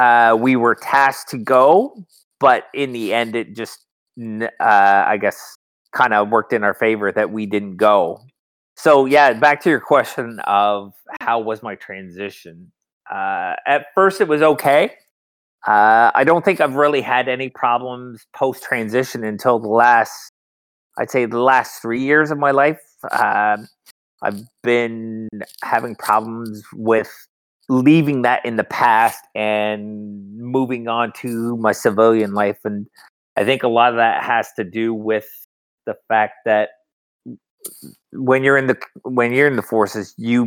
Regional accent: New Brunswick, Canada; moved away as an adult; also born or lived in Calgary, Alberta; now in Newfoundland, Canada; I'm originally from Calgary, Alberta, but I've grown up all my life in, New Brunswick.

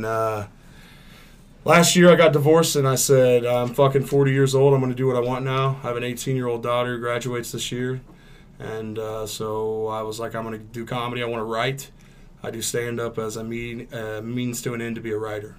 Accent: Bixby, Oklahoma, United States; also born or lived in East St. Louis, Illinois; raised, born in St. Louis, raised here in Oklahoma

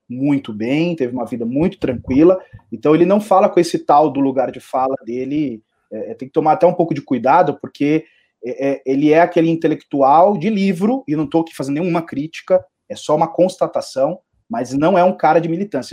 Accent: São Paulo, Brazil; Eu cresci na Zona Leste, no extremo da Zona Leste

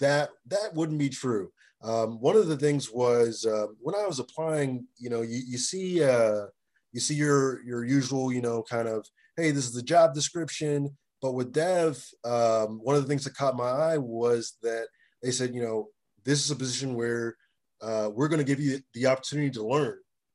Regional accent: Springfield, Virginia, United States; also born or lived in Nigeria / Memphis, Tennessee; So I was born in Nigeria, and I grew up in Springfield, Virginia, in Memphis, Tennessee.

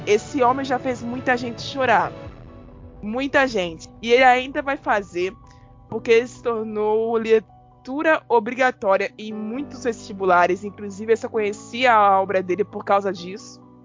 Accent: Rio de Janeiro, Brazil; Eu sou da periferia do Rio de Janeiro.

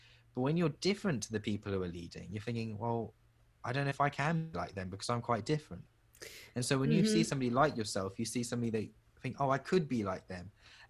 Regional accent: United Kingdom; when we're born here and like we're the children of our like parents who have immigrated, we occupy like this weird space of like being British Asian, and that we both have a British aspect of our identity and an Asian aspect of our identity.

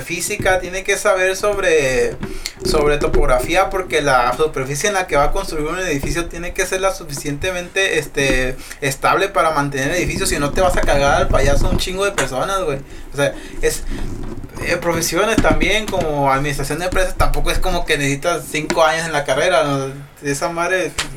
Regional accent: Mexico; digo que está chido ser mexicano por la cultura que tenemos

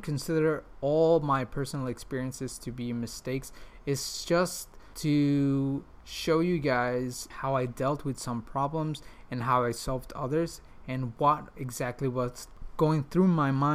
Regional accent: Mexico; English is a second language; moved away as an adult; also born or lived in Prague; now in Switzerland; I was born and raised in Mexico

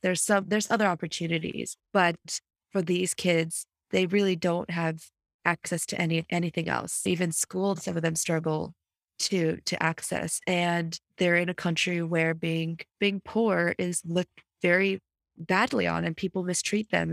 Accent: United States; I'm proud of being an American

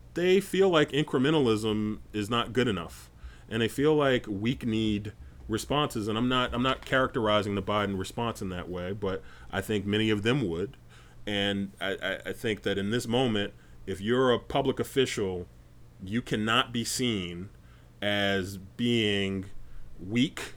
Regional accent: North Carolina, United States; moved away; I spent about nine years growing up in North Carolina

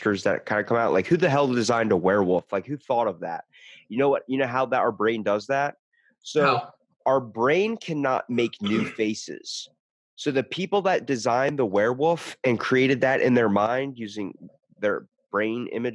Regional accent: Ocean City, Maryland, United States; I'm the only one in my family besides my brother that was born and raised in Ocean City, Maryland

